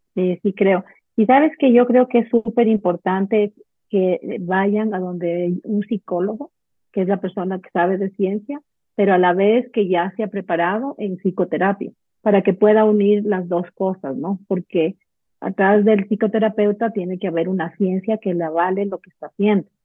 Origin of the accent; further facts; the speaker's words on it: Ecuador; yo soy de Ecuador vivo en Quito